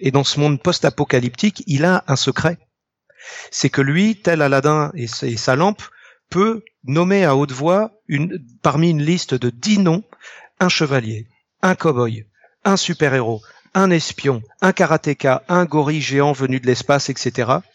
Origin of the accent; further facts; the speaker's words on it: Ille-et-Vilaine, Brittany, France; je suis né en île et vilaine